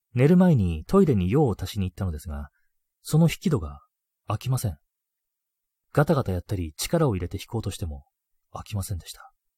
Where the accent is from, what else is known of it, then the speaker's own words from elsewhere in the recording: Hokkaido, Japan; 僕北海道出身なんで